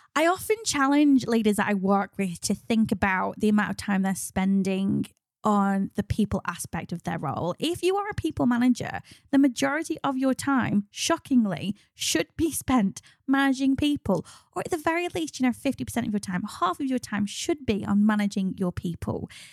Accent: United Kingdom; ultimately we're British

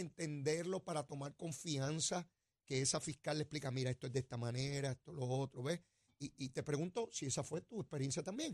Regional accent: Puerto Rico; somos territorio de los Estados Unidos

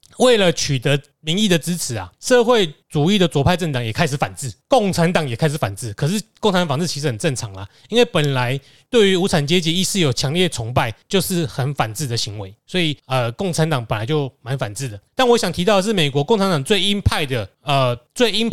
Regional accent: Taiwan; 因为我们台湾人去拜神几乎都是要这样子，我们去拜拜就是要回报

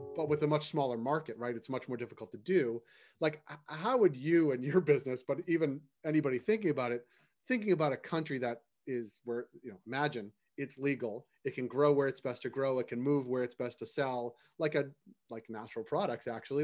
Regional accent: Boston, Massachusetts, United States; now in Toronto, Canada; I'm from Boston

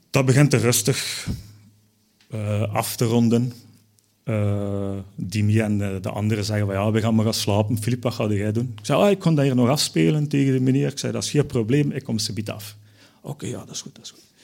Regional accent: Belgium; Ja, ik als Belg moest dat dus ook doen

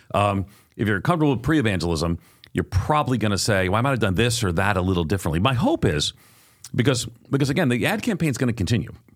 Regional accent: Long Island, outside of New York City, United States; I grew up on Long Island outside of New York City

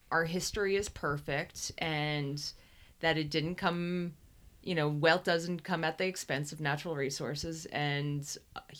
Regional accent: Northeastern US, United States; Northeastern U.S.

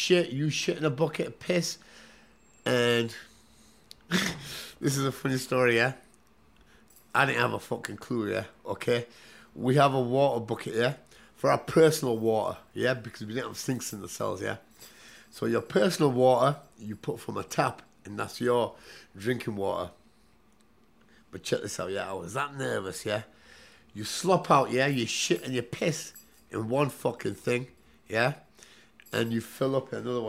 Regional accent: Newcastle upon Tyne, North East England, United Kingdom; I was from Newcastle

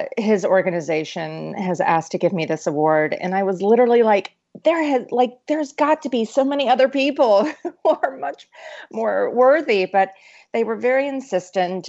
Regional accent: East Tennessee, United States; I grew up in East Tennessee, where we are known as the volunteer state

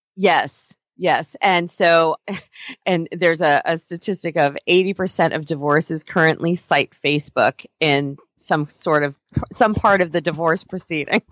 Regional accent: Stony Brook, New York, United States; moved away as an adult; now in California, United States; growing up in New York, particularly on Long Island, I'm from out in Stony Brook area.

